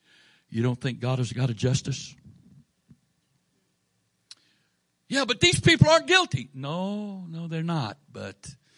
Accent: Florida, United States; born there; now in Maryland, United States; Now, I was born in Florida. My dad was stationed there when I was born.

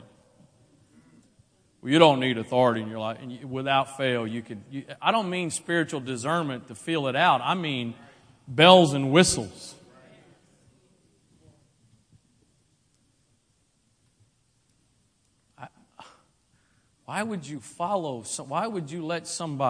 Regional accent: Maryland, United States; I'm from here. Maryland. I was born

